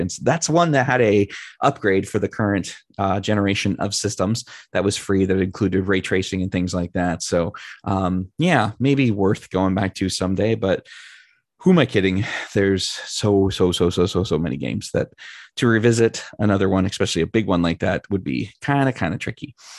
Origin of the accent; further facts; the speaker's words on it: California, United States; one of my great friends, Chris, who I grew up with in California